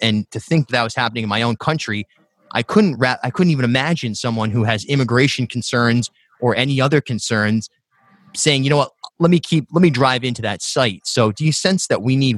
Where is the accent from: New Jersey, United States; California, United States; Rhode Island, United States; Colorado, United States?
Rhode Island, United States; Charlestown; also born or lived in New York / Newport, Rhode Island; I grew up in South County, then I lived in New York for a decade, and when I moved back to Rhode Island, I was in Newport, and now I'm in Providence